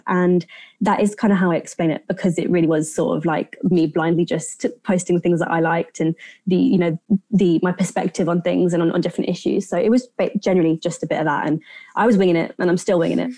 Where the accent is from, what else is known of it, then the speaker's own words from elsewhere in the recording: United Kingdom; my grandparents came to the UK in the 60s. Um, so my parents were born here and I was born here, but so I'm, I'm British by, you know, nationality